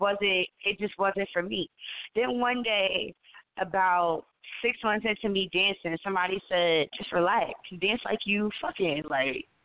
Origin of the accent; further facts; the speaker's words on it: Asbury Park, New Jersey, United States; my hometown of Asbury Park, New Jersey